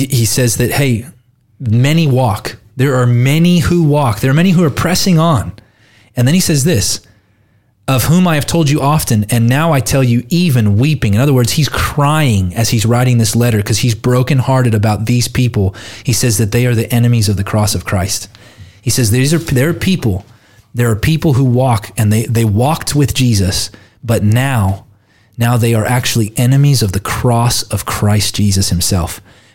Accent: United States; I'm an American citizen, not an Australian citizen

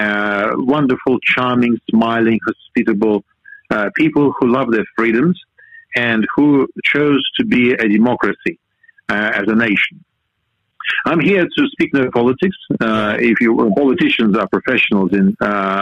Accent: Siberia, Russia; moved away as an adult; now in Australia; I was born and grew up in Russia's coldest part, called Siberia.

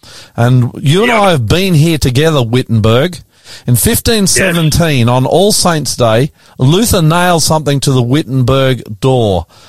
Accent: Australia; I'm an Aussie, an ordinary Aussie bloke

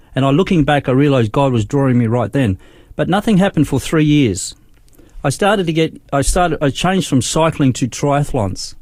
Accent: Darwin, Northern Territory, Australia; moved away as an adult; also born or lived in Brisbane, Queensland; I was born in Brisbane, but we went to Darwin uh, when we was when I was seven years old

